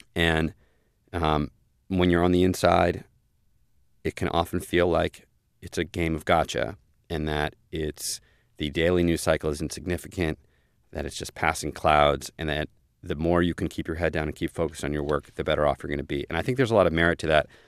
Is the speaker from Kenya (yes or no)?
no; Maryland, United States; I come from Maryland, which is pretty populous, in the scheme of things